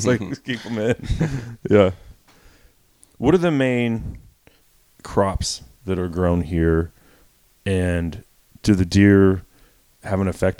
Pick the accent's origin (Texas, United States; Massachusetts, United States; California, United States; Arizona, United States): Texas, United States; Dallas; I told you I was born in Dallas, Texas, so Dallas County.